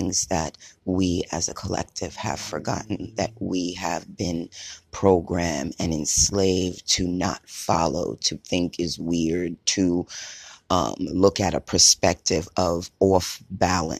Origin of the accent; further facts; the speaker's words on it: United States; now in Hawaii, United States; I'm only American. I lived and breathed out here, so I wasn't born and raised in Haiti